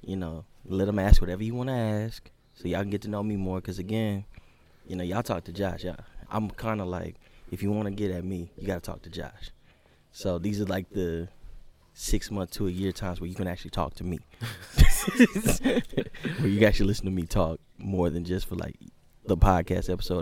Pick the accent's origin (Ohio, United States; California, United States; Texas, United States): Texas, United States; Dallas; I grew up in the Highland Hills area of Oak Cliff, 75241.